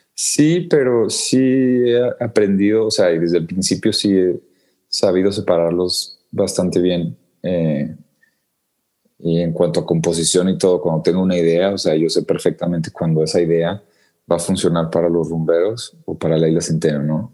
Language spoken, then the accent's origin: Spanish; Mexico; en México pues sí somos demasiado muy malinchistas